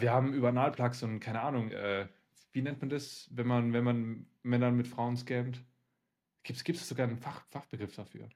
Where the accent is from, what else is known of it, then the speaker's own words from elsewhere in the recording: Siberia, Russia; now in Germany; obwohl ich in Sibirien geboren, äh, geboren worden bin